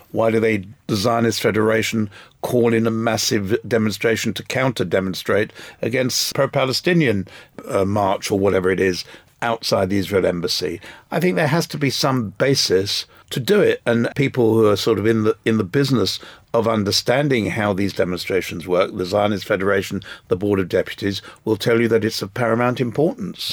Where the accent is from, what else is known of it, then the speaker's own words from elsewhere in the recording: England, United Kingdom; I was born in England